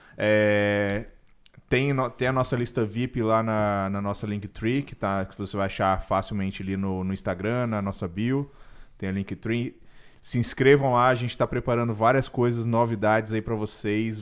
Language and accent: Portuguese; Espírito Santo, Brazil; moved away as an adult; also born or lived in Ouro Preto / Vitória / São Paulo; now in Canada; eu sou capixaba